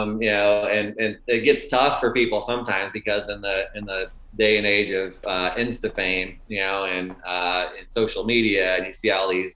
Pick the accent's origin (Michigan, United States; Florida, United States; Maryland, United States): Florida, United States; Tampa; also born or lived in Buffalo, New York; I was born in Buffalo, New York, and, you know, grew up there until the fifth grade. You know, we moved to the Tampa, Florida area in fifth grade. So I spent most of my, you know, pre-college years in Florida.